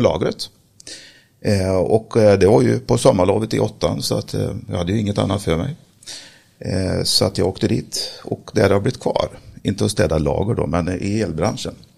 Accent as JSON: {"language": "Swedish", "country": "Sweden", "tie": "born or raised there", "said": "Jag är eh, född och uppväxt eh, på Slätta"}